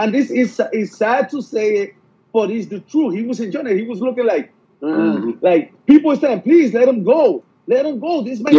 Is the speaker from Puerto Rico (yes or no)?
yes; Puerto Rico; now in United States; I'm American. I'm 100%. I'm proud Puerto Rican because I was born Puerto Rico, but I'm American.